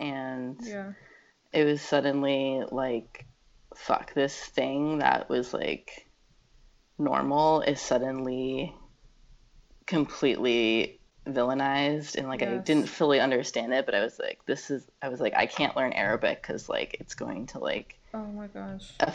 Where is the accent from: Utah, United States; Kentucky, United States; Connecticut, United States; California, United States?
Connecticut, United States; moved away as an adult; also born or lived in Boston / Oakland; now in New York, United States; I grew up in Connecticut